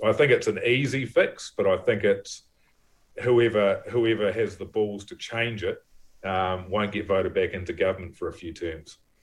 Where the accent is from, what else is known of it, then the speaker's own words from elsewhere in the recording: Levin, Manawatū-Whanganui, New Zealand; also born or lived in Wellington; now in Waiheke Island, New Zealand; I grew up in Levin